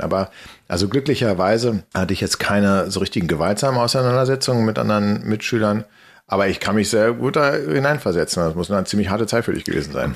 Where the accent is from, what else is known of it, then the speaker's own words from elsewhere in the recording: Berlin, Germany; Berlin, und zwar im, im, im Westteil der Stadt